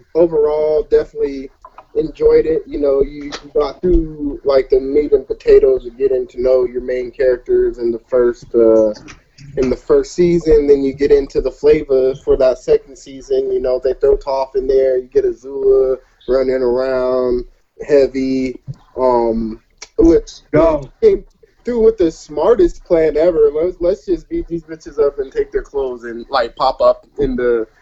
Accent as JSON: {"language": "English", "region": "Colorado", "country": "United States", "said": "I'm from Colorado"}